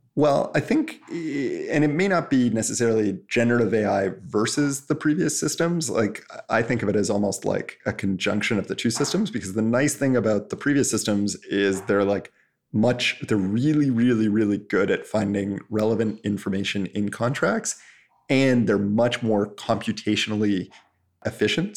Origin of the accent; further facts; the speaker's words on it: Canada; I'm Canadian